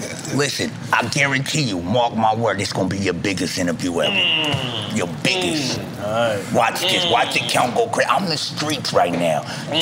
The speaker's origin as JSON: {"language": "English", "town": "Harlem", "region": "New York", "country": "United States", "said": "I'm from Harlem, B. I don't want to be corny. I'm from where it all come from."}